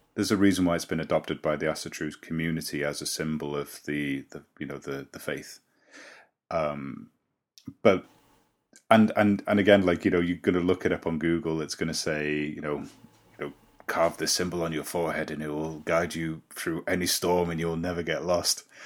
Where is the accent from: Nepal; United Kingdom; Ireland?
United Kingdom; Llandudno, Wales; I live in Llandudno, my hometown